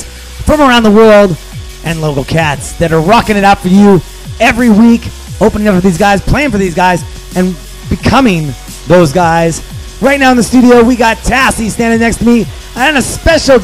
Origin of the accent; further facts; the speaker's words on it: Seattle, Washington, United States; I grew up here in Seattle my entire life